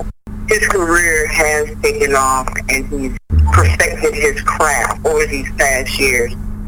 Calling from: Minneapolis, Minnesota, United States; I'm calling this from Minneapolis, Minnesota.

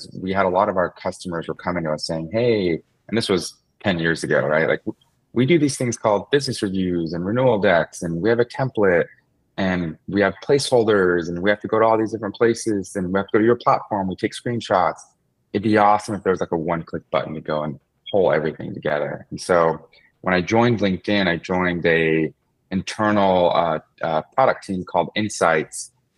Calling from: Concord, California, United States; I am in the Bay Area. So I'm in the East Bay in a city called Concord, California.

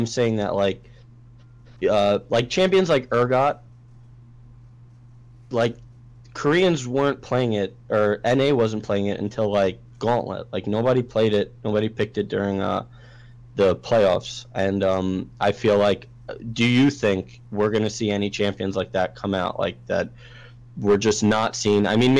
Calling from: Staten Island, New York, United States; Staten Island, New York.

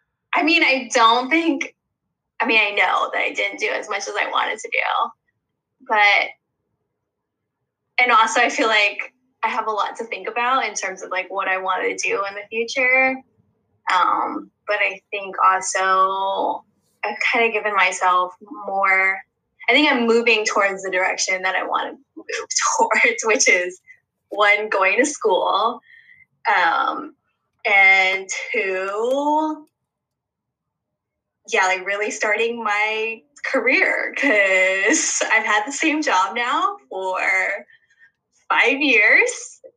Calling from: Delaware, United States; I'm calling from Delaware.

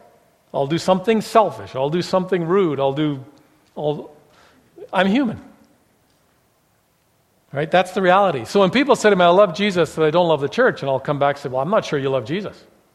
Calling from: Calgary, Alberta, Canada; also born or lived in Fresno, California; We moved from Fresno, California, grad school, to Calgary because we believed the Lord was calling us there. We'd never lived in Calgary.

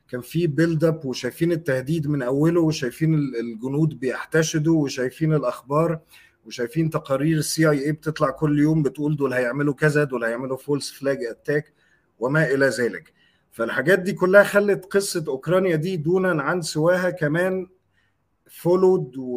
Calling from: Egypt; يا عمر انا بكلمك من مصر

